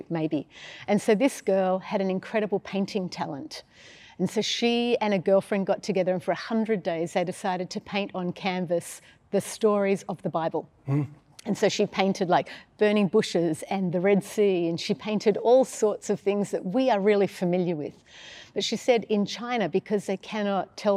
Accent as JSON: {"language": "English", "town": "Sydney", "region": "New South Wales", "country": "Australia", "tie": "born or raised there", "also_born_or_lived": "Melbourne, Victoria", "said": "Sydney, then Melbourne, then Sydney"}